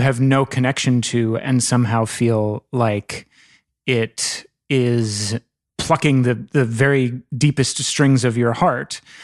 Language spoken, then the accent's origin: English; Northern Virginia, United States; I'm from Northern Virginia